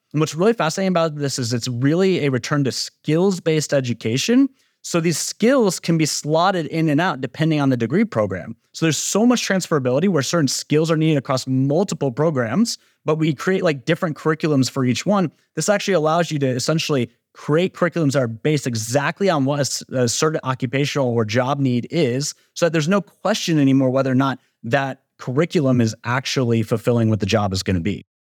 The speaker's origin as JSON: {"language": "English", "region": "Georgia", "country": "United States", "said": "my home state of Georgia"}